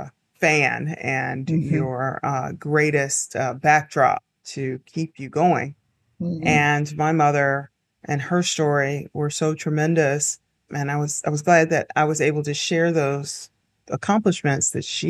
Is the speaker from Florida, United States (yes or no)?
no; Henderson, North Carolina, United States; I grew up in Henderson. It's a very small town.